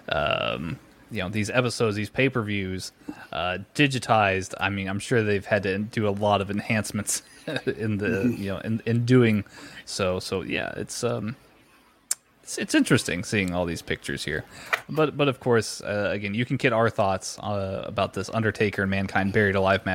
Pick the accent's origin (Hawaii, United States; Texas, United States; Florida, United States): Texas, United States